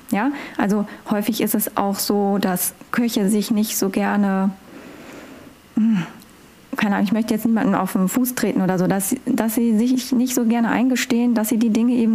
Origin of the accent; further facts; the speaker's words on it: Northern Germany, Germany; Ich komme ja aus Norddeutschland. Ich äh, uns wird ja immer so eine gewisse Art von Humor unterstellt.